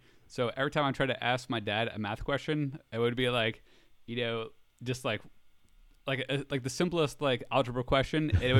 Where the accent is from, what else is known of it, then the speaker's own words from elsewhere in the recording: United States; moved away as an adult; now in Florida, United States; since I'm from New York